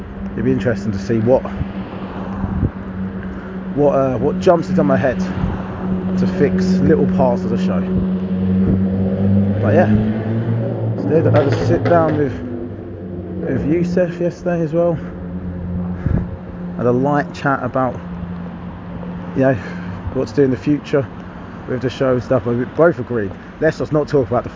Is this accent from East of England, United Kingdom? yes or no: yes; Harlow, East of England, United Kingdom; having people from my hometown there